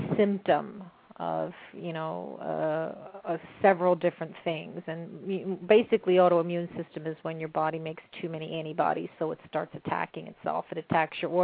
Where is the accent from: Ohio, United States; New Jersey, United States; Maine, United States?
New Jersey, United States; Mount Holly; I grew up in Mount Holly, New Jersey